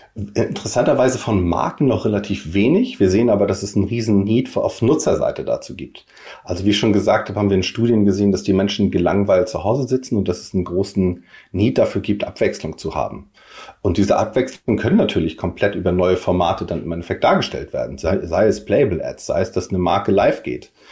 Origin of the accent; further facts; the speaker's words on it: Kiel, Schleswig-Holstein, Germany; now in Hamburg, Germany; mein Herz ist natürlich Kiel, aber ähm, ich lebe und wohne und arbeite in Hamburg